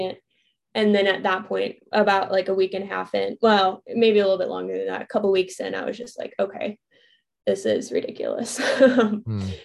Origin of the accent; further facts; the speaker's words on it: Chicago, Illinois, United States; moved away as an adult; also born or lived in Arizona / Florida; I grew up in the Chicago suburbs